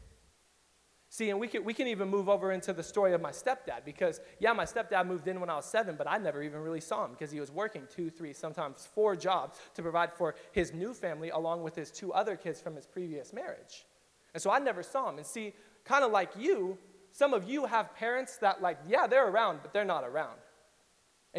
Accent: Riverside, California, United States; And I grew up in East Riverside, so that's like Diet Compton for those of you who've never been to East Riverside.

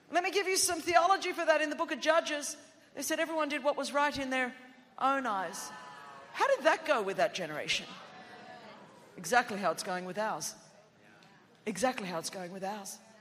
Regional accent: Sydney, New South Wales, Australia; first language Greek; English is a second language; I grew up in Sydney, Australia

